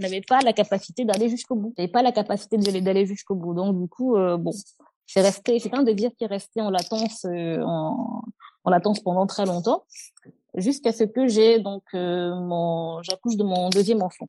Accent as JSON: {"language": "French", "country": "Cameroon", "tie": "born or raised there", "moved": "as an adult", "lives_now": "France", "said": "quand on a grandi au Cameroun, on est on a grandi au Cameroun"}